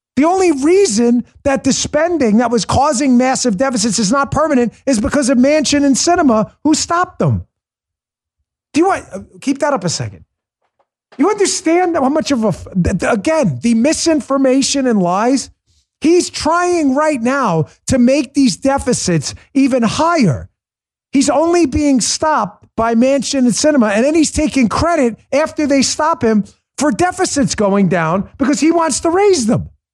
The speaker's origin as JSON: {"language": "English", "region": "New York", "country": "United States", "tie": "born or raised there", "moved": "yes", "said": "I grew up in New York. I still got a lot of love for it"}